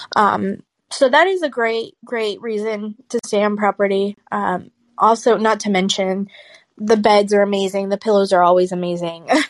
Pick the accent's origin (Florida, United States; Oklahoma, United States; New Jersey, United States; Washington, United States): Florida, United States; I grew up in Florida